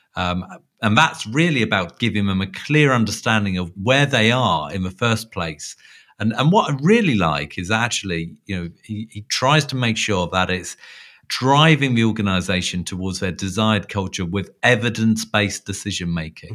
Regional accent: London, United Kingdom; within London, um, at my hometown

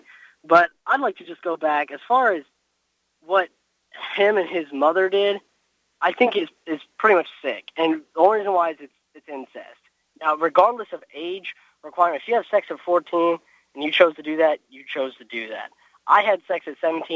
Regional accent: Evansville, Indiana, United States; I'm from Evansville

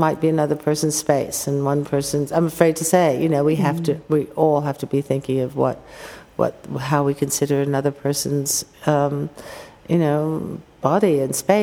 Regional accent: United States; as an American

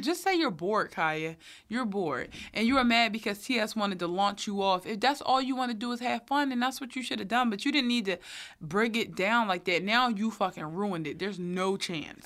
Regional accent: Philadelphia, Pennsylvania, United States; I'm from North Philly too

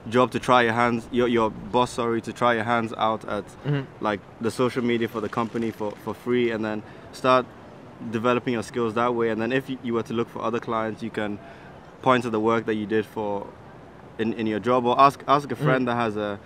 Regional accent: Ghana; moved away; my home country of Ghana, a third world country

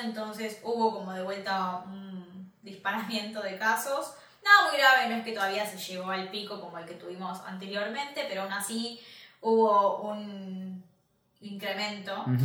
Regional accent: Argentina; moved away; nosotros somos argentinos

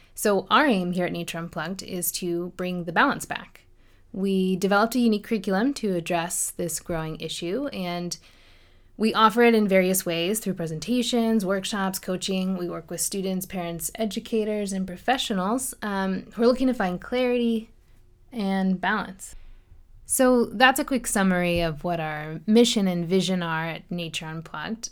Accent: Chesterbrook, Pennsylvania, United States; moved away; I grew up outside of Philadelphia, Pennsylvania, in a small town called Chesterbrook

